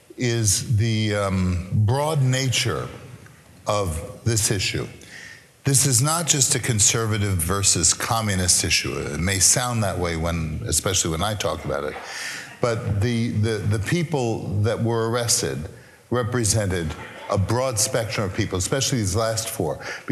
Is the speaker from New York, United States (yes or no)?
yes; New York City, New York, United States; Now, I'm a boy from Brooklyn.